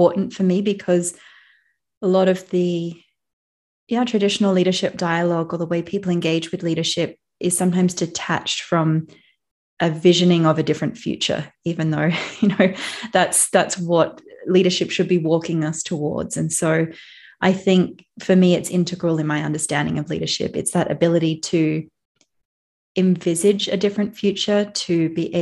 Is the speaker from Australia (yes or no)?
yes; Australia; moved away; I grew up in Australia, so it's where I feel most at home